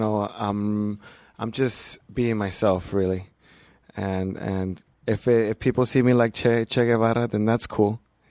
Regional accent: Aguascalientes, Mexico; I'm from Aguascalientes, Mexico.

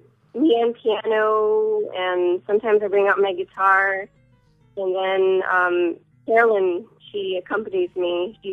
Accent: Los Angeles, California, United States; I'm from Los Angeles.

